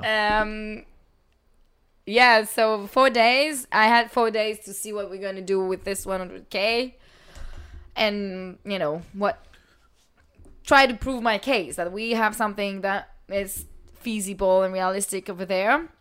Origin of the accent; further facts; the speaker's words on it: France; moved away as an adult; also born or lived in New York / South Sudan; I'm from France